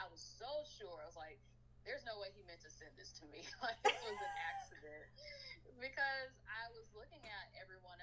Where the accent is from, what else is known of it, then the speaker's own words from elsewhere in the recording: Atlanta, Georgia, United States; I grew up in Atlanta